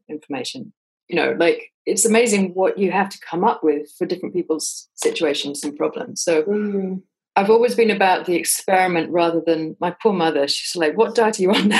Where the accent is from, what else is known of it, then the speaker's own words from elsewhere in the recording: England, United Kingdom; I'm English.